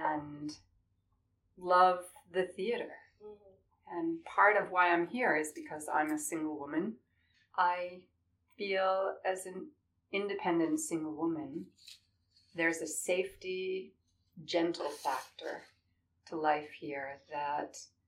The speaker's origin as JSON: {"language": "English", "town": "Boston", "region": "Massachusetts", "country": "United States", "tie": "born or raised there", "moved": "as an adult", "lives_now": "London, United Kingdom", "said": "I was raised in Boston."}